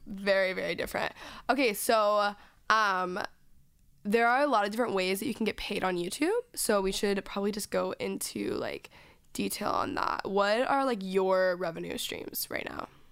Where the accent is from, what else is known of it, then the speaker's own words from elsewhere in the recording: Dallas, Texas, United States; moved away; I'm from Dallas